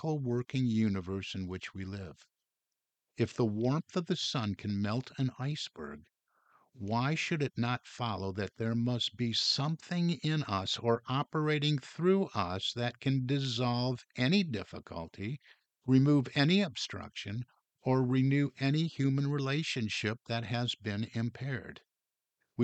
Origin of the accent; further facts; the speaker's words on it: Detroit, Michigan, United States; growing up in Detroit, we heard a lot from Henry Ford